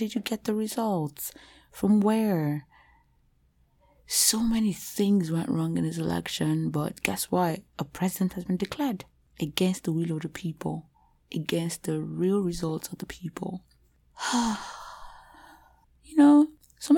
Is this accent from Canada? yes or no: no; Nigeria; moved away; as a Nigerian